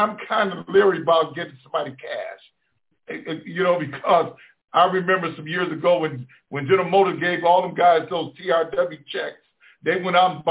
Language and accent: English; Detroit, Michigan, United States; I grew up in Detroit. I was born and raised in Black Bottom.